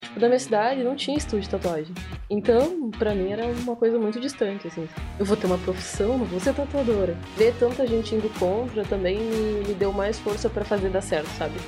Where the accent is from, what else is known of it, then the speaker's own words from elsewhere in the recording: interior of Rio Grande do Sul, Brazil; moved away as an adult; also born or lived in Porto Alegre, Brazil / Itaqui, Brazil; Eu sou do bem do interior do Rio Grande do Sul. Antes, antes de eu vir para cá, eu morei em Porto Alegre por cinco anos